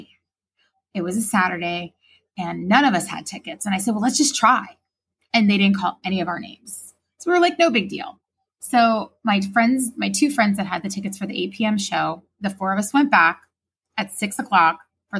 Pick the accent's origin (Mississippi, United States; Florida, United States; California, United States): Florida, United States; somebody from Florida who didn't have exposure to growing up in New York